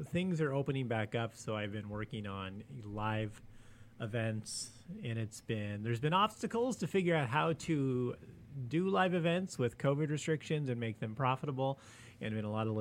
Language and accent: English; United States